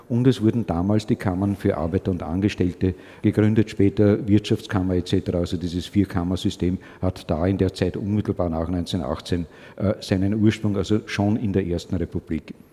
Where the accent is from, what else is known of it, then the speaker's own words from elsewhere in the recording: Austria; Das haben wir als Österreicher relativ früh dran im Verhältnis zu dem, was sich sonst in manchen Teilen der Welt abgespielt hat.